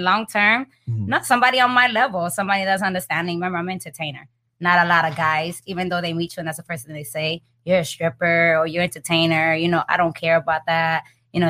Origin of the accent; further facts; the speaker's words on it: Miami, Florida, United States; 26. I'm from Miami. My parents are Puerto Rican